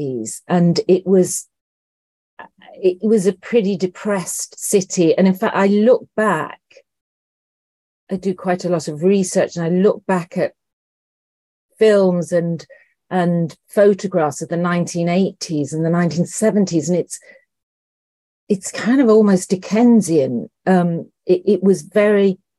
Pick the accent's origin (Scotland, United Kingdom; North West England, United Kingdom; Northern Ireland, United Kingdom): North West England, United Kingdom; Liverpool; I'm from Liverpool, and my family my dad was one of 10